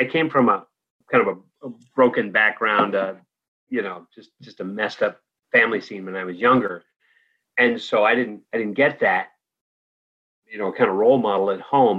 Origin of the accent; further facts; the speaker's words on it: Danville, California, United States; moved away as an adult; also born or lived in Santa Barbara / France / Nepal; I grew up in the East Bay, San Francisco Bay Area, in Danville